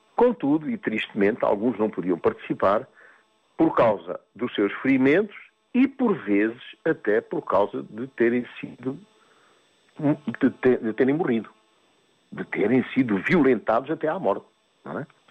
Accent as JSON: {"language": "Portuguese", "country": "Mozambique", "tie": "born or raised there", "moved": "as an adult", "said": "eu vivi em África, nasci em África, eu nasci em Moçambique e sempre e foi lá que eu vivi até aos 28 anos"}